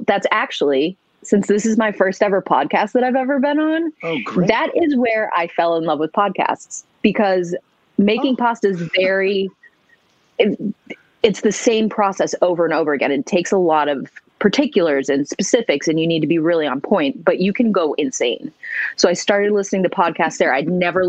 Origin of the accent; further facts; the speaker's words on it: Massachusetts, United States; growing up in Massachusetts